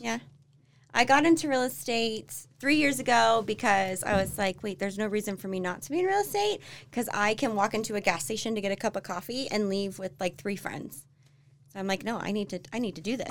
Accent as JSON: {"language": "English", "region": "Florida", "country": "United States", "tie": "born or raised there", "also_born_or_lived": "Tennessee / Mississippi / Texas", "moved": "as an adult", "lives_now": "Utah, United States", "said": "I'm from Florida."}